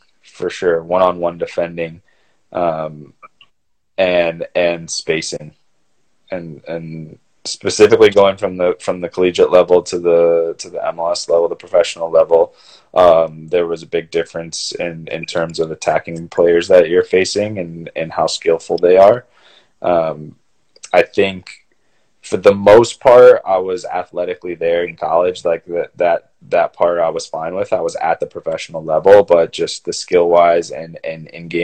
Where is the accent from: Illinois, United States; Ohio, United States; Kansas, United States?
Ohio, United States; Cleveland; moved away as an adult; also born or lived in San Jose, California / Notre Dame, Indiana; I grew up in Cleveland, Ohio